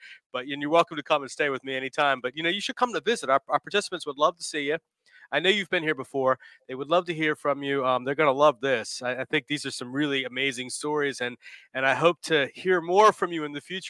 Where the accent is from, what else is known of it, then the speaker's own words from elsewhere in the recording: D.C. area, Northern Virginia, United States; now in Richmond, United States; I'm from Northern Virginia, D.C. Yeah. area.